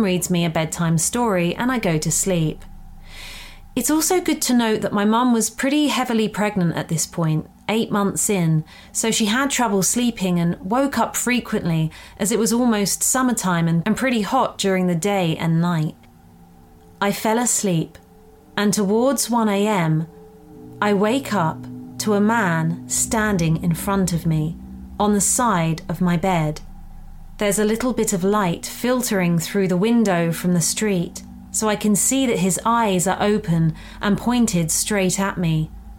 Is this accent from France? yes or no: yes; Bordeaux, Nouvelle-Aquitaine, France; first language French; English is a second language; I was born and raised in Bordeaux, France, so French is my first language.